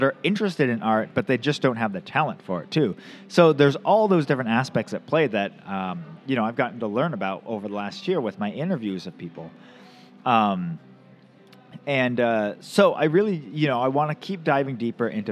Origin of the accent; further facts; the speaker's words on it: the Northwest, Pacific Northwest, United States; I grew up in the Northwest